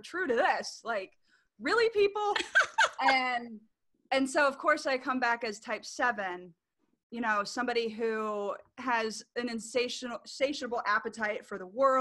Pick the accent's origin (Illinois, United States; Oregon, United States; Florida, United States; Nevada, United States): Florida, United States; Orlando; I'm from Orlando, Florida